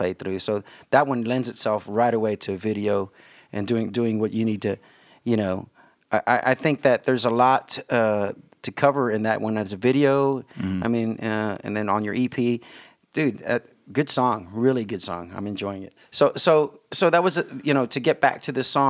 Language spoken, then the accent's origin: English; South Texas, United States; accent: Tejano; moved away; when I get back to South Texas. Oh gosh, I mean, my accent comes out and as a, you know, the Tejano in me.